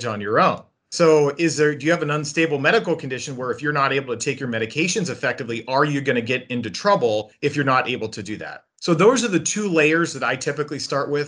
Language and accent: English; United States; as an American